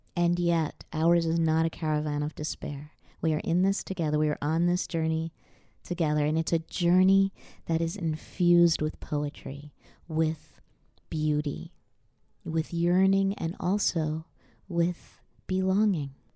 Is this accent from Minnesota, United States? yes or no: no; New York, United States; I'm a Jew from New York, or at least that's, you know, my parents are, and I was born in New York